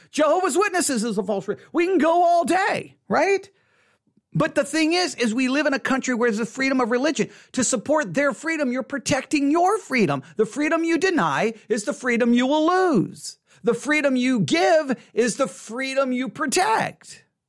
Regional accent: United States; as an American

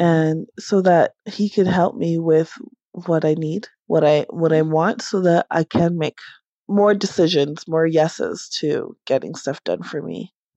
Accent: Toronto, Ontario, Canada; I am from Toronto, Canada.

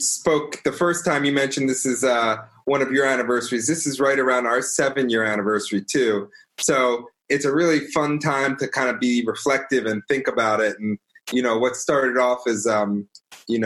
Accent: Baltimore, Maryland, United States; I grew up in Baltimore, grew up in the suburbs and in Pikesville and all around sort of.

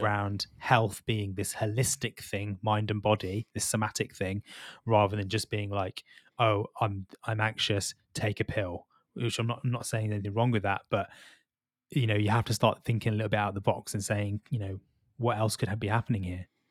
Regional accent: Birmingham, West Midlands, United Kingdom; moved away; also born or lived in London; I'm from Birmingham originally

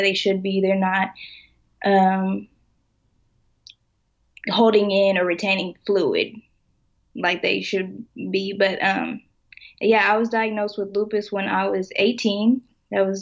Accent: Lawton, Oklahoma, United States; I'm originally from Lawton, Oklahoma

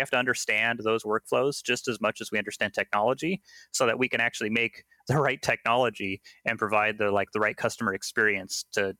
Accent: Seattle, Washington, United States; No, I was born and raised here in Seattle.

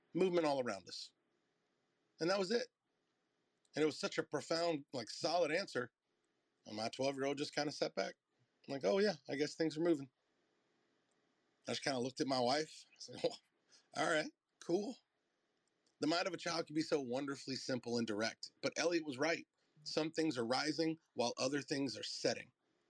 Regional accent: the South, United States; "Yo, Trip, let's go do burnouts," because I'm from the South.

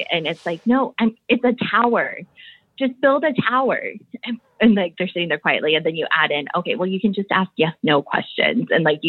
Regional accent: Midwest, United States; born there; Oh, you know, I was born in the Midwest, but I don't really sound like I'm from the Midwest.

